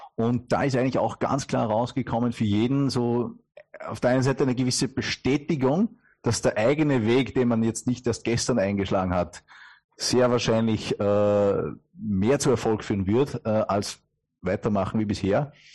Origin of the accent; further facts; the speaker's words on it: Upper Austria, Austria; man kennt es wirklich an der Stimme, äh, kein gebürtiger Deutscher, sondern äh, aus Oberösterreich